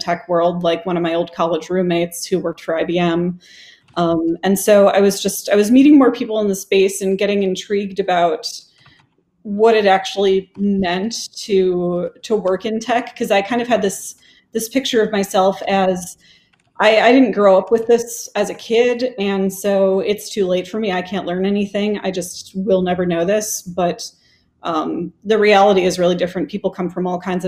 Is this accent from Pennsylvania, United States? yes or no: no; Wisconsin, United States; moved away as an adult; also born or lived in Ann Arbor, Michigan; now in Austin, United States; I grew up in Wisconsin